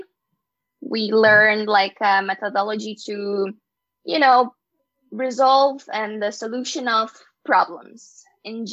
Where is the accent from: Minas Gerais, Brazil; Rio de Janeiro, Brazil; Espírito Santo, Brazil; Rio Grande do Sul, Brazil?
Rio Grande do Sul, Brazil; Porto Alegre; first language Portuguese; English is a second language; my city, in my hometown, in Porto Alegre, in Brazil